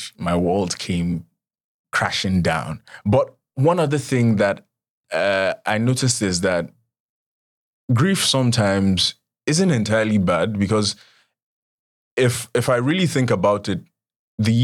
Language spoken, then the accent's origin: English; Nigeria; as a Nigerian child